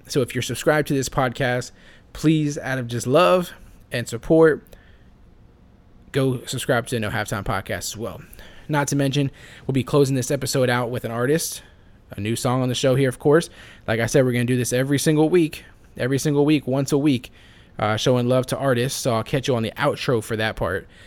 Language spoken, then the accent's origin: English; Florida, United States; I grew up in Florida